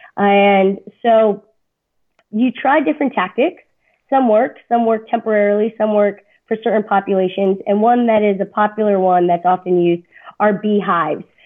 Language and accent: English; South Florida, United States; now in Indiana, United States; I'm from South Florida originally